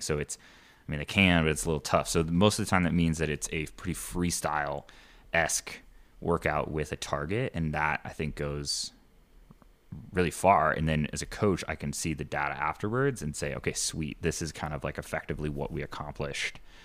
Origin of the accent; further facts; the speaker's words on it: Indiana, United States; moved away; I grew up in Indiana